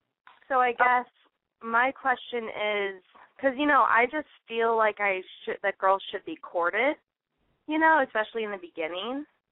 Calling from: Los Angeles, California, United States; I'm calling from L.A., so locally.

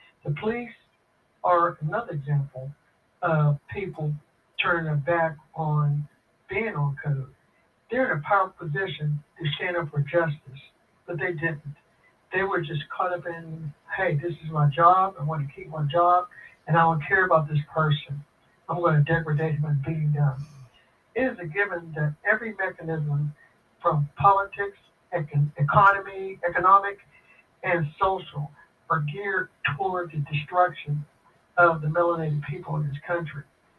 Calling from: Pittsburgh, Pennsylvania, United States; I'm calling from Pittsburgh, Pennsylvania.

